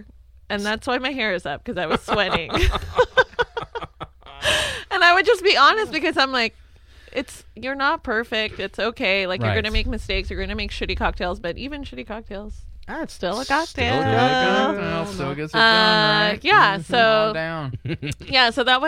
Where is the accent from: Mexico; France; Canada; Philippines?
Philippines; now in United States; I think it stems from the fact that I'm Filipino.